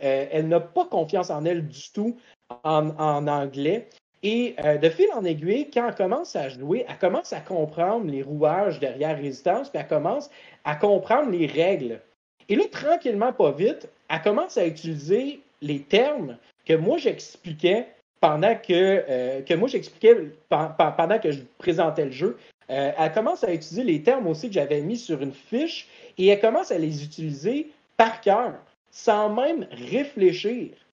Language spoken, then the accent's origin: French; Quebec, Canada; je venais du Canada